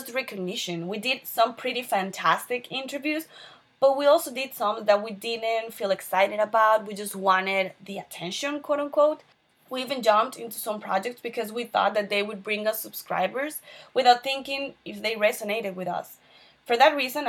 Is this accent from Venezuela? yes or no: yes; Venezuela; moved away as an adult; now in Miami, United States; I'm originally from Venezuela.